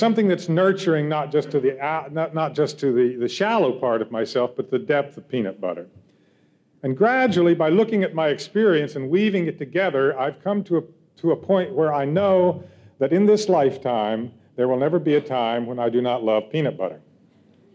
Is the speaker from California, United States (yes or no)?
yes; California, United States; I'm from California